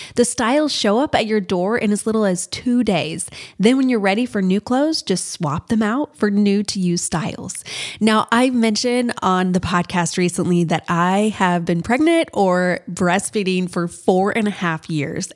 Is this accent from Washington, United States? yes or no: no; Kansas, United States; moved away; we're from Kansas